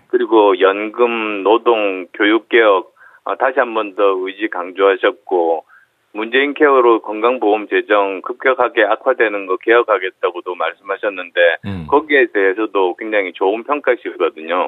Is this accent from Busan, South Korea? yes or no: yes; Busan, South Korea; moved away; also born or lived in Seoul / Gyeonggi; 부산 경남이 제 고향이어서